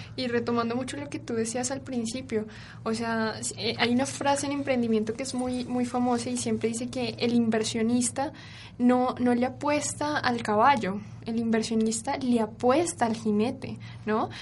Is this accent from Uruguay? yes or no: no; Colombia; yo soy colombiana